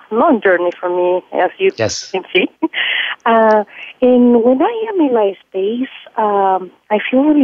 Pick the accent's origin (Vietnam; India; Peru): Peru; I was born in South America, Peru.